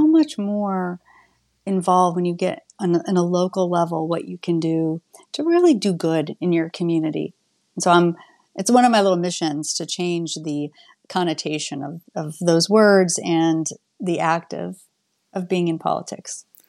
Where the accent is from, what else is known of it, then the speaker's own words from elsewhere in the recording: Shipshewana, Indiana, United States; now in Bloomington, United States; I grew up in Indiana, in a very small rural community of Shipshawana, Indiana